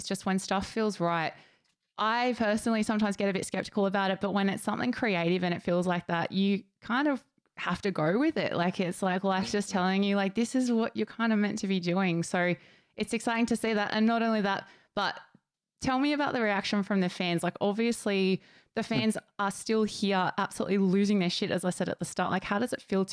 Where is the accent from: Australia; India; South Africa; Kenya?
Australia; Gold Coast, Queensland; my hometown on the Gold Coast